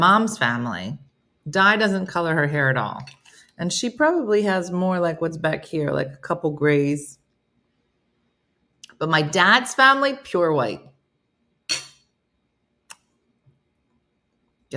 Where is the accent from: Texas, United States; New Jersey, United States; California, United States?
New Jersey, United States; I'm from New Jersey